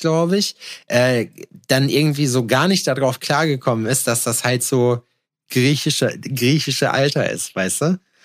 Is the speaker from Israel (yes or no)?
no; Jena, Thuringia, Germany; ich aus Jena